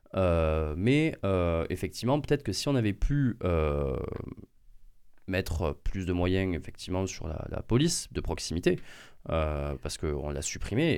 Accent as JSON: {"language": "French", "area": "near Angers", "region": "Pays de la Loire", "country": "France", "tie": "born or raised there", "said": "de là où je viens, à Florence, d'Angers"}